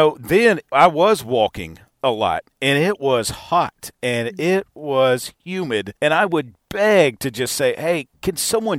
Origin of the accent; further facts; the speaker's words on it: Little Rock, Arkansas, United States; growing up in Little Rock